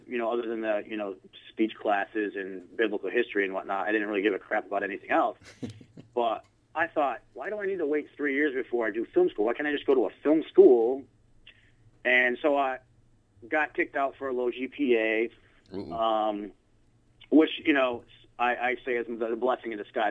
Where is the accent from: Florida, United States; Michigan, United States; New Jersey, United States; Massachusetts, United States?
Michigan, United States; Grand Rapids; also born or lived in Italy; I grew up in uh, Grand Rapids, Michigan, where I still currently reside